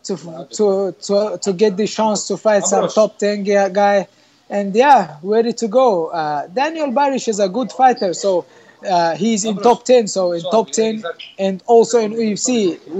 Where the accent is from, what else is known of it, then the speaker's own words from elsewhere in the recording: Chechnya, Russia; also born or lived in Czech Republic; now in Vienna, Austria; I'm from Chechnya, but I'm now living in Vienna, so beautiful Vienna